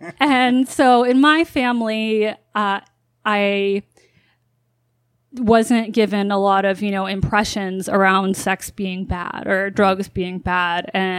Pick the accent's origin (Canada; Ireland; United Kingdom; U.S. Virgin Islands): U.S. Virgin Islands; Growing up in the Virgin Islands was, on one hand, you know, like living in paradise, you know, literally after school.